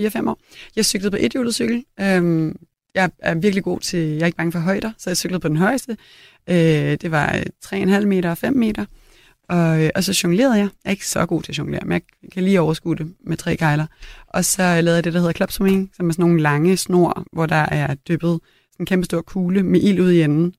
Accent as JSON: {"language": "Danish", "town": "Copenhagen", "region": "Capital Region of Denmark", "country": "Denmark", "tie": "born or raised there", "also_born_or_lived": "Italy", "said": "på Christianshavn, hvor jeg voksede op"}